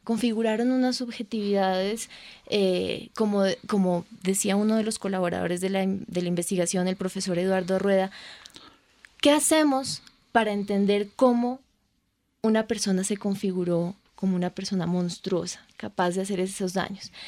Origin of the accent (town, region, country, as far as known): Colombia